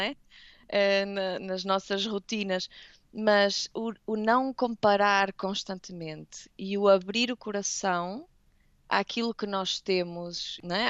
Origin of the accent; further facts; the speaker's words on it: Portugal; moved away; como eu acho que todos os portugueses fazem, a maioria, tentamos ir a Portugal